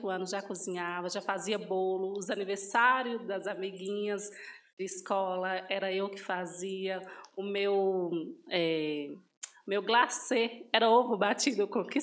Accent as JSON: {"language": "Portuguese", "town": "Bocaiúva", "region": "Minas Gerais", "country": "Brazil", "lives_now": "Sete Lagoas, Brazil", "said": "eu não sou de Sete Lagoas, sou de Bocaiúva, norte de Minas Gerais, mas já tenho 10 anos que eu moro aqui em Sete Lagoas."}